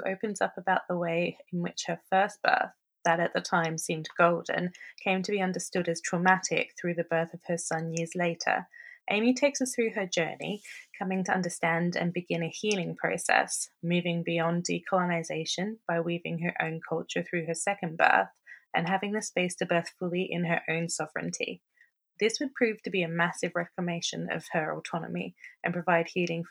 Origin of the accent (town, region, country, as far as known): Australia; moved away